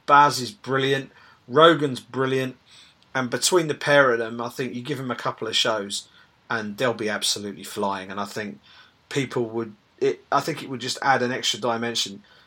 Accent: United Kingdom; as British MMA fans

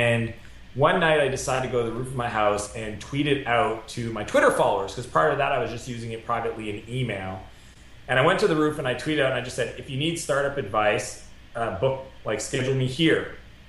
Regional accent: Moncton, New Brunswick, Canada; moved away as an adult; also born or lived in San Francisco; my hometown because I built Clarity out of Canada

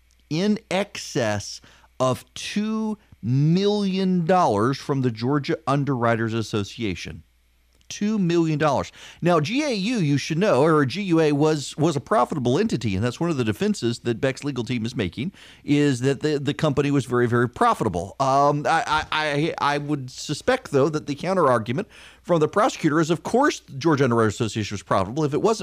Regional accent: Dubai, United Arab Emirates; I grew up listening to classical music. I grew up in Dubai. I love classical music.

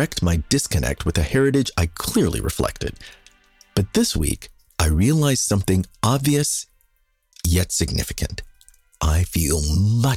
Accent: Kansas, United States; now in Brooklyn, United States; I was Kansan

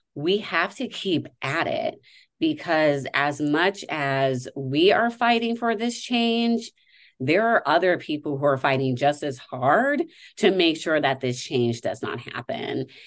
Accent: Nevada, United States; my home state

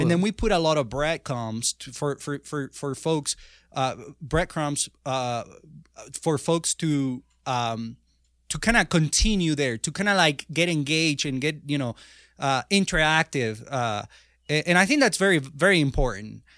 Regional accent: Venezuela; moved away as an adult; now in United States; I was born in Venezuela

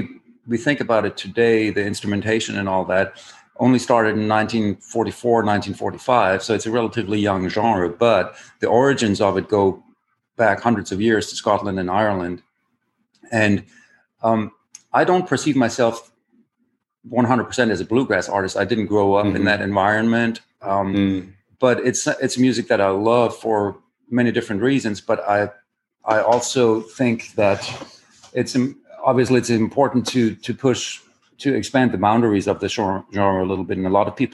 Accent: Germany; accent: German; English is a second language; moved away as an adult; now in United States; where I was born in Germany

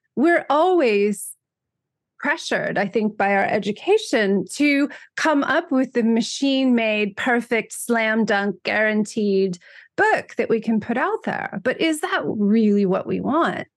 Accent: United States; moved away as an adult; also born or lived in Europe; I grew up in America

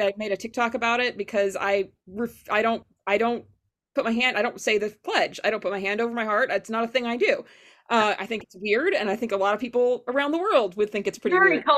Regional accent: Fort Smith, Arkansas, United States; Fort Smith public schools were not that great. I grew up in Arkansas

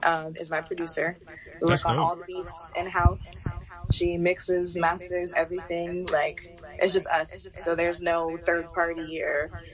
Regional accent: California, United States; also born or lived in Maryland; now in Florida, United States; So, I was originally born in Maryland. Mm-hmm. And my family moved around a lot. I was raised in California. {S0} Right. {S2} And now I'm in Florida.

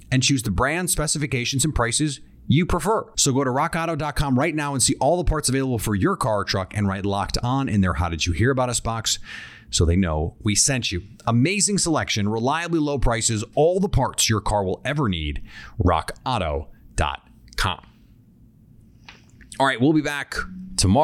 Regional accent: Midwest, United States; I am from the Midwest

